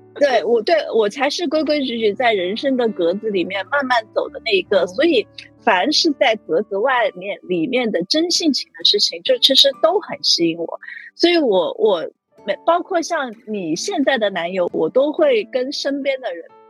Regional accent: China; 我们中国人

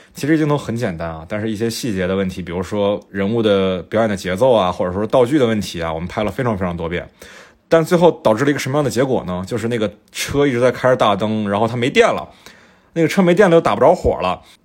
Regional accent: Fujian, China; moved away; 我们老家

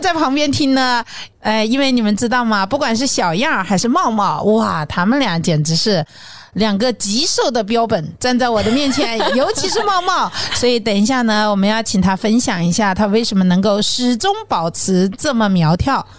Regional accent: southern China, China; 作为一个南方人

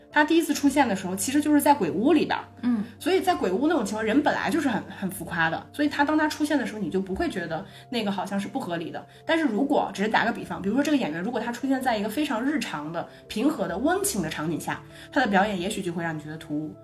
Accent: Northeast China, China; accent: Northeastern Mandarin; 我们说东北话感觉特别有传染性的这种嗯，语调

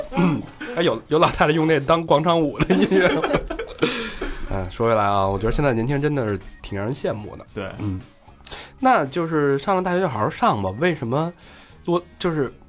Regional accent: Beijing, China; 而且是幺幺零幺零幺的

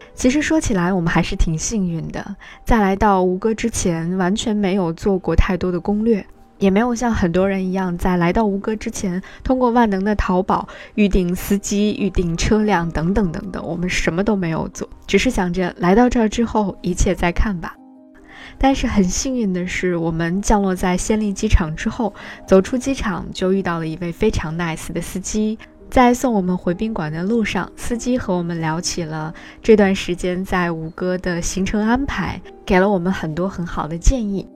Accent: China; 在我们中国人的印象当中

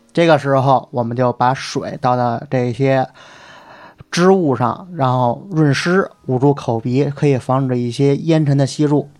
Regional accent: China; 我生在中国

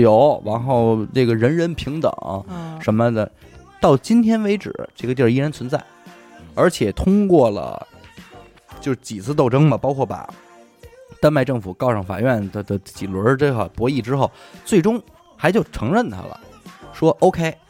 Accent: China; 我们中国人压力这么大

